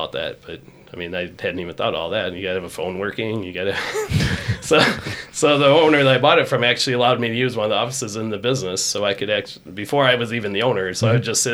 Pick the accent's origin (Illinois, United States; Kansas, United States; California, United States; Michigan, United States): Illinois, United States; Rockton; I grew up in Rockton